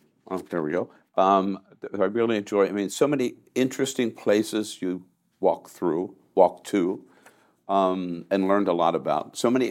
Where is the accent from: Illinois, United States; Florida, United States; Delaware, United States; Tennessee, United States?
Delaware, United States; I'm from Delaware.